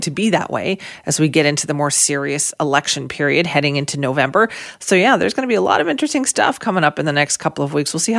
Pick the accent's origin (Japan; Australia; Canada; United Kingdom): Canada; Surrey, British Columbia; I grew up in South Surrey and we always said that we lived in White Rock.